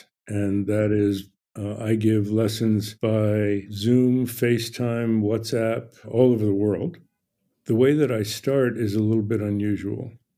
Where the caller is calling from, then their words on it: Ojai, California, United States; Ojai, California, OJAI.